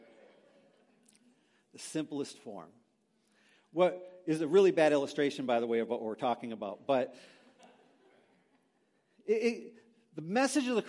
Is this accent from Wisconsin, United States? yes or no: yes; Green Bay, Wisconsin, United States; moved away as an adult; also born or lived in Milwaukee; Christine and I grew up in Green Bay, so we're not too far away from our homeland